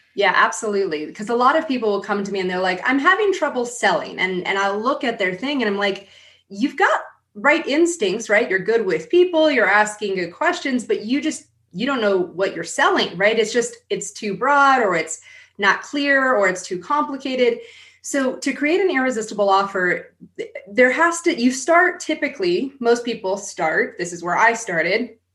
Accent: San Diego, California, United States; I grew up in San Diego.

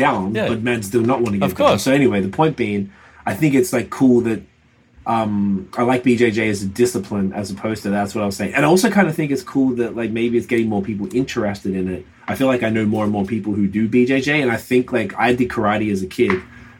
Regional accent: Melbourne, Victoria, Australia

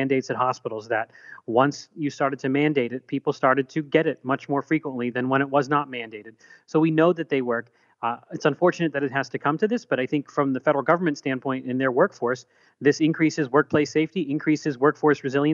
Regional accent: Pittsburgh, Pennsylvania, United States; my hometown in the suburbs of Pittsburgh

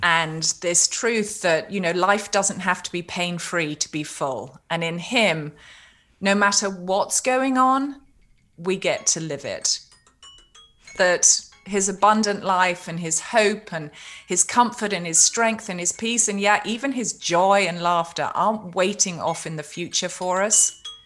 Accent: United Kingdom; I'm a Brit

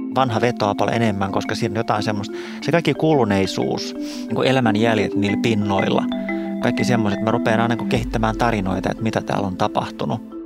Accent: Espoo, Uusimaa, Finland; moved away as an adult; now in Helsinki, Finland; mä oon tämmöinen syntyperäinen espoolainen

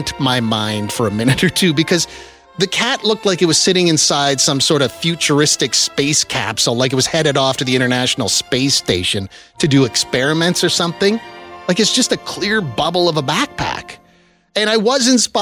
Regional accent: small town Saskatchewan, Canada; moved away; in small town Saskatchewan

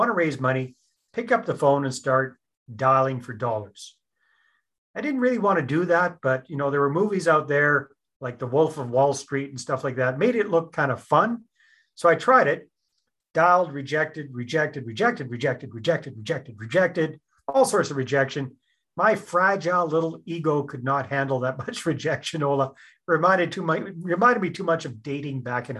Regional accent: British Columbia, Canada; moved away as an adult; also born or lived in San Jose, Costa Rica; Born and raised in British Columbia.

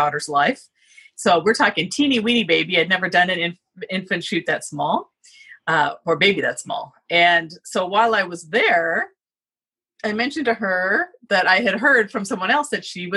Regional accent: Southern California, United States; moved away as an adult; also born or lived in Boston; now in Seattle, United States; I grew up in Southern California

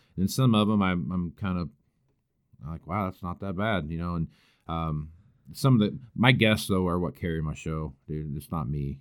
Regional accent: El Dorado, Kansas, United States; moved away as an adult; also born or lived in Western Nebraska; now in Nebraska, United States; I grew up around, uh, Wichita, Kansas is where I was born and raised at, a little town called El Dorado

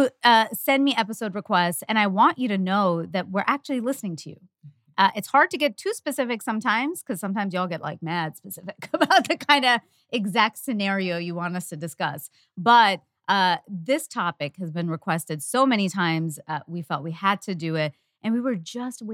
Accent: Canada; As a Canadian

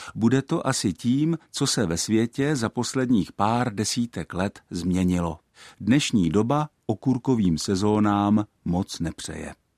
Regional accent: Czechia; my Češi

